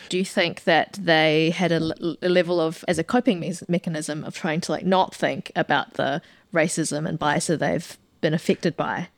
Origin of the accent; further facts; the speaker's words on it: New Zealand; very proud to be a New Zealander